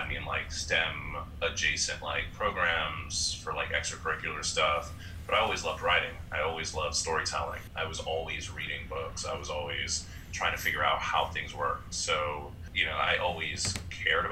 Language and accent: English; New York City, New York, United States; I'm from Far Rockaway, I'm at the southernmost edge of Queens